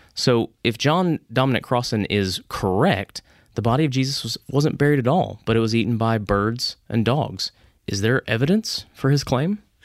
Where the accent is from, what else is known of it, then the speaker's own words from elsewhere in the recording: Dallas, Texas, United States; growing up in the Dallas area